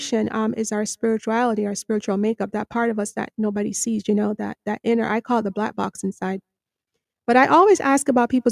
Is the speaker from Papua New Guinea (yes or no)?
no; Jamaica; now in United States; I'm from Jamaica